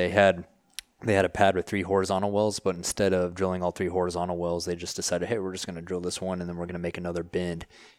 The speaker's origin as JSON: {"language": "English", "region": "Texas", "country": "United States", "said": "I'm from West Texas."}